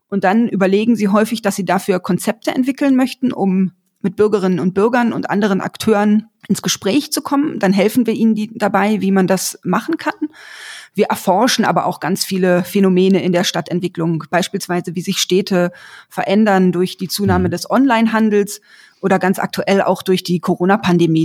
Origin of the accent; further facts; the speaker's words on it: Berlin, Germany; Ich bin in Berlin aufgewachsen